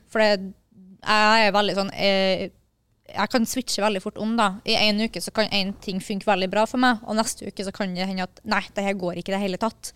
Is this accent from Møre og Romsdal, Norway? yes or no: yes; Kristiansund, Møre og Romsdal, Norway; moved away; jeg har vært hjemme i Kristiansund